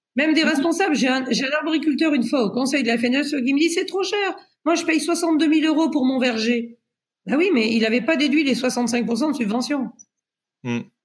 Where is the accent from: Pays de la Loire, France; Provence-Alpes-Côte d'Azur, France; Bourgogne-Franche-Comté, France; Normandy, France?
Pays de la Loire, France; je suis du Maine-et-Loire. Et le Maine-et-Loire, c'est un grand département de vin.